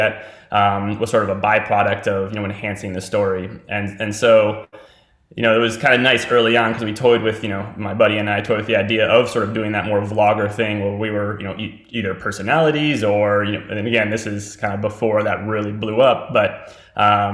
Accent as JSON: {"language": "English", "region": "West Virginia", "country": "United States", "tie": "born or raised there", "said": "We're both West Virginia natives."}